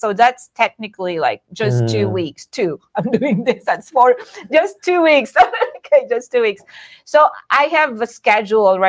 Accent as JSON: {"language": "English", "town": "Batac", "region": "Ilocos Region", "country": "Philippines", "tie": "born or raised there", "also_born_or_lived": "Lubbock, Texas", "moved": "as an adult", "lives_now": "United States", "said": "Batac, my hometown"}